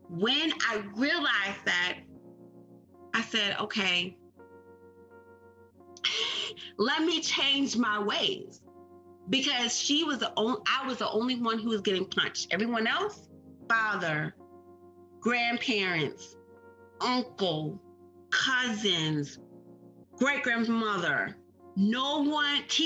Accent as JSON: {"language": "English", "region": "Maryland", "country": "United States", "tie": "born or raised there", "said": "I am born and raised in Maryland"}